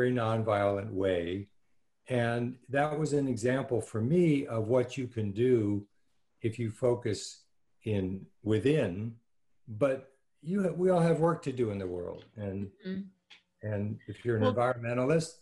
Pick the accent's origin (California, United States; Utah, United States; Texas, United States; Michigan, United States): California, United States; Los Angeles; I grew up in Los Angeles